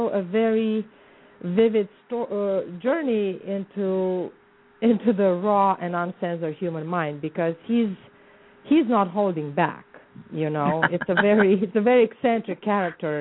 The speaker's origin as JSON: {"language": "English", "region": "Bucharest", "country": "Romania", "tie": "born or raised there", "moved": "as an adult", "lives_now": "Arizona, United States", "said": "I was born and raised in the Balkans"}